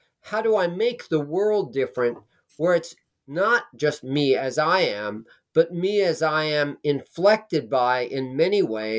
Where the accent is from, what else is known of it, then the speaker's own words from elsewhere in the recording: Manhattan, New York, United States; I was staying at my parents' home again. I grew up in Manhattan. They lived in Manhattan, but they had moved to Nyack